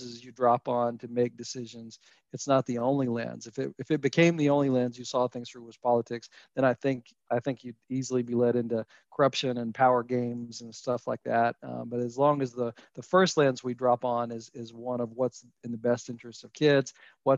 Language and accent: English; Kentucky, United States; moved away as an adult; also born or lived in Colorado; I grew up in Kentucky, so this is home for me